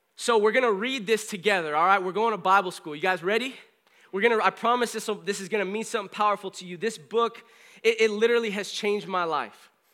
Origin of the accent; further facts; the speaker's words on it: California, United States; also born or lived in Springfield, Missouri; I was from California